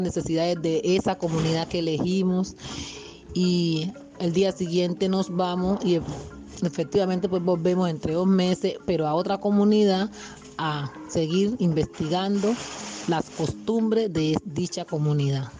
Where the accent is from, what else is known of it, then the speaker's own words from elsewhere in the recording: Medio Atrato, Chocó, Colombia; soy del municipio de Medio Atrato